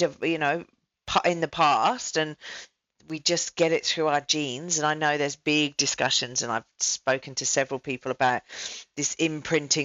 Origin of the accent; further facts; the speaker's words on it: England, United Kingdom; now in Australia; I'm an English person in Australia